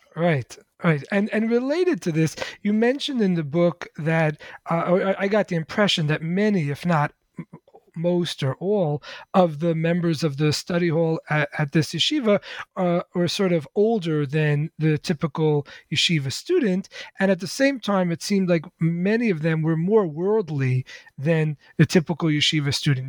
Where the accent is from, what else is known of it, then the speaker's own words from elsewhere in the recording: New York City, New York, United States; I grew up in the Lubavitch Hasidic community uh-huh. in in Crown Heights, Brooklyn